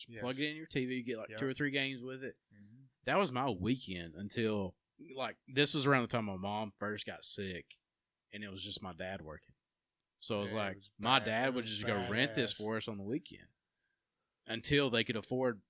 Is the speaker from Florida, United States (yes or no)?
yes; Crestview, Florida, United States; I grew up in Crestview. A lot of people don't know that. I grew up in Crestview before I moved to Empire.